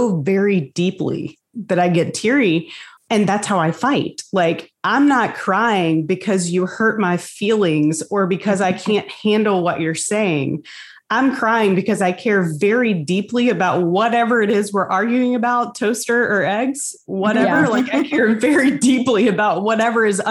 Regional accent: the South, United States; growing up in the South

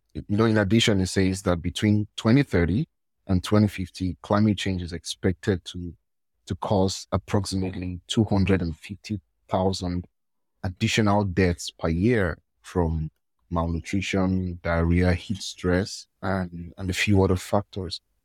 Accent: Nigeria; I'm from Nigeria.

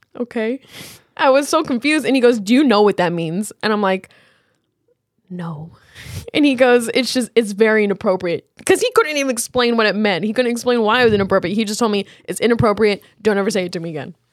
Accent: Cedar Rapids, Iowa, United States; "Where are you from?" And I always go, "Cedar Rapids."

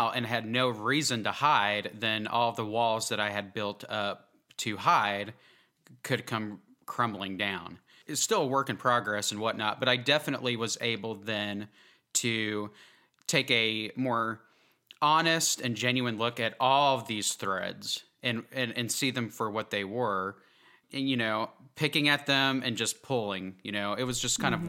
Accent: Oklahoma, United States; also born or lived in New Jersey; So I was born in New Jersey, actually, and I still have a lot of family up there. My dad was in the Air Force, so we actually ended up moving to Oklahoma when I wasn't even 1 year old, I think.

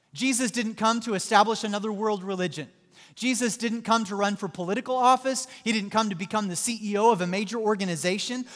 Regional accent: Southwest Missouri, United States; moved away; I grew up in Southwest Missouri

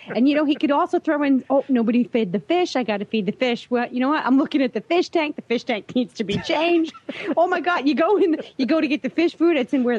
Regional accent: New York, United States; I'm from New York.

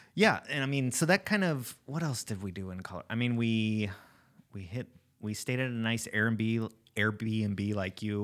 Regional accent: Alaska, United States; when you're from Alaska

